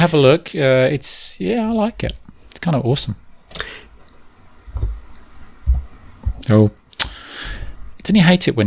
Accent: London, United Kingdom; I'm a Londoner

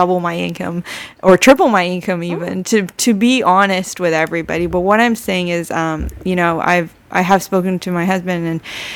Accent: Canada; I'm originally Canadian

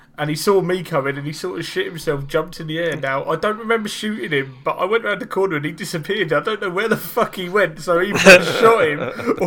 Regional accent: England, United Kingdom; I'm English

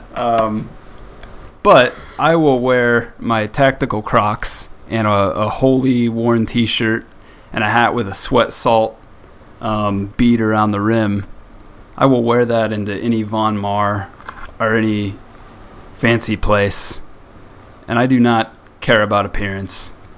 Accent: rural Midwest, United States; when I was growing up in the uh, in the rural Midwest

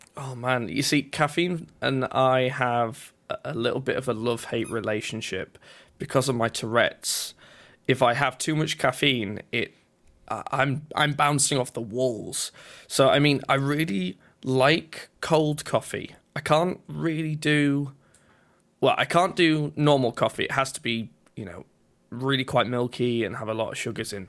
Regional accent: Yorkshire and the Humber, United Kingdom; I'm from a place in England called Yorkshire, at least that's where I was born

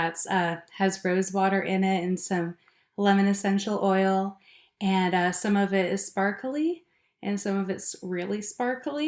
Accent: Alaska, United States; now in Bellingham, United States; I grew up in Alaska

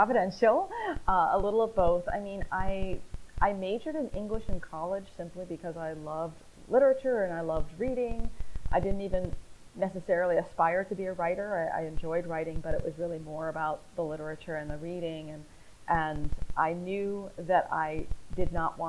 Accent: Northeast, United States; moved away as an adult; also born or lived in the South; now in Southern United States, United States; I was born and raised in the Northeast

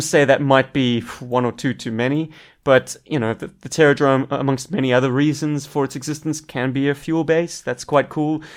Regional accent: South Africa

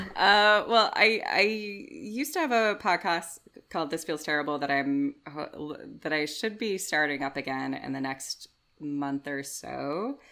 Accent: United States; now in United Kingdom; being like an American improviser

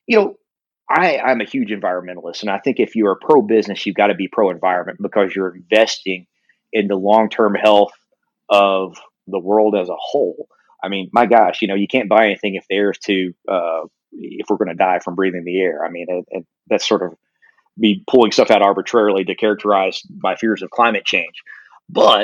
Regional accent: El Dorado, Arkansas, United States; in Arkansas, you know, in my hometown of El Dorado

